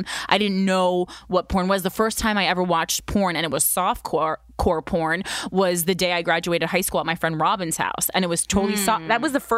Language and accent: English; Union, New Jersey, United States; growing up in Union, New Jersey